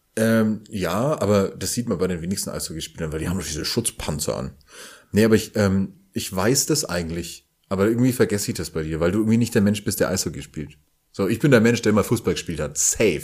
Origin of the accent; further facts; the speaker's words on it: Franconia, Bavaria, Germany; accent: Franconian rolled R; als ähm, Franke mit rollendem R